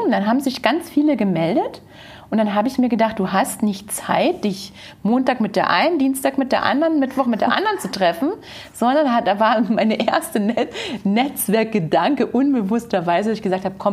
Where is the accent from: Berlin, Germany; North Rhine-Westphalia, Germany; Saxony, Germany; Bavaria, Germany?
Saxony, Germany; near Hoyerswerda; moved away as an adult; now in Munich, Germany; in einer kleinen Stadt mit 4000 Einwohnern in der Nähe von Hoyerswerda